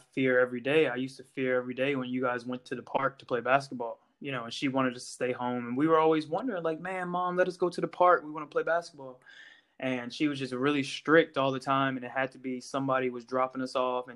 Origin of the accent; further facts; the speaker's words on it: Virginia, United States; moved away as an adult; also born or lived in North Carolina; now in Ireland; I grew up in Virginia